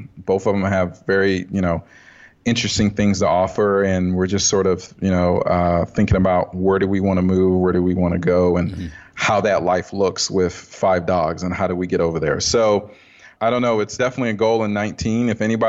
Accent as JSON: {"language": "English", "town": "Dayton", "region": "Ohio", "country": "United States", "tie": "born or raised there", "also_born_or_lived": "Kyiv, Ukraine / West Africa", "lives_now": "Pittsburgh, United States", "said": "I was born in Kyiv, Ukraine, lived there for 3 years. My mother is Ukrainian. My father is Liberian. So we lived in West Africa for 3 years and came here in 86. Lived in Dayton, Ohio for I don't know how long"}